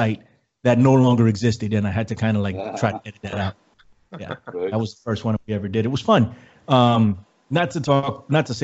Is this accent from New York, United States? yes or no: yes; New York City, New York, United States; I am from the Bronx, New York City. Born and raised